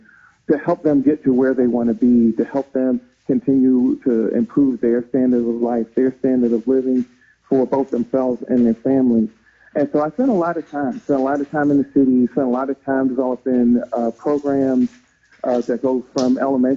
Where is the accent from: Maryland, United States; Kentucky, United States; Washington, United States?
Maryland, United States; Baltimore; I'm from Baltimore City, East Baltimore in particular